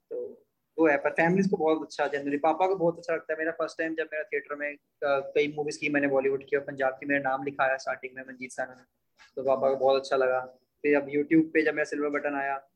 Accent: Bhojpur, India; अपना यहाँ पे एक मंडी वाला स्कूल होता था भोजपुर में

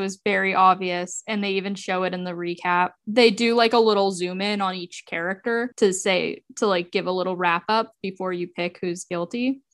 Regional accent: United States; as an American

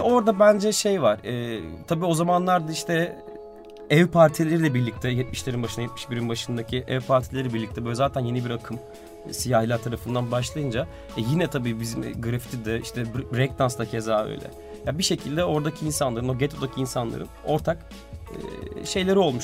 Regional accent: Istanbul, Turkey; Biz Beyoğlu'nda doğduk büyüdük ailecek babamla ben de.

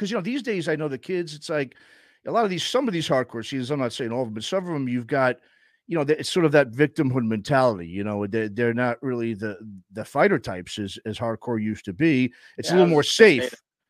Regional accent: New York City, New York, United States; growing up in New York City

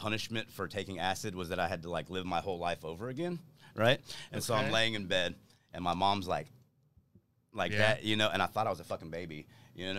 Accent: Dallas, Texas, United States; I was raised in East Dallas. Had a pretty good childhood.

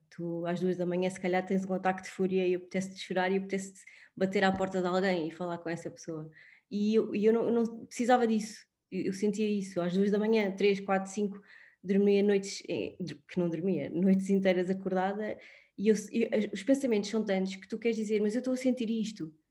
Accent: Sintra, Lisbon, Portugal; tenho 36 anos, um, sou, sou de Sintra

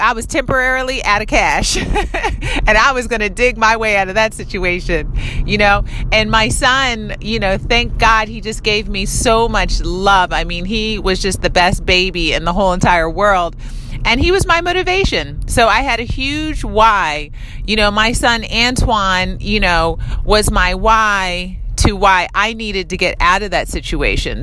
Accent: United States; I was born here in America

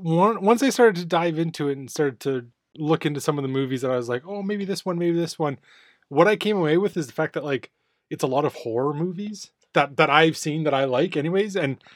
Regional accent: Canada; Yeah, I would not classify X-Men as a Canadian movie. It's filmed in our hometown.

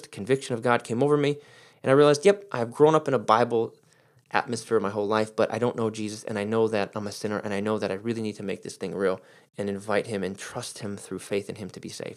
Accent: Detroit, Michigan, United States; I'm a Pistons fan because I'm from Detroit

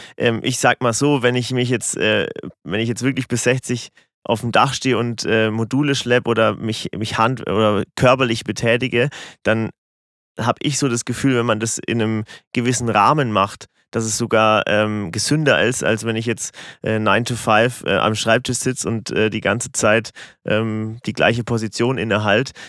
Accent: Rottendorf, Bavaria, Germany; Ich komme aus Rottendorf

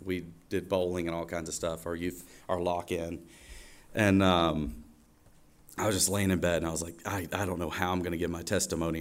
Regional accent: Watkinsville, Georgia, United States; also born or lived in Athens, Georgia; I was born in Athens, Georgia, and I grew up about 10 minutes down the road uh, in Watkinsville, Georgia, in Oconee County

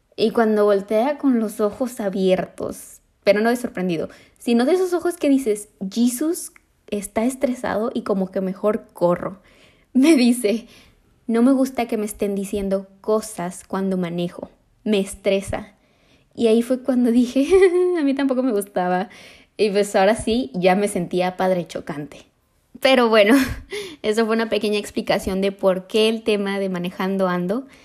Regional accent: Mexico

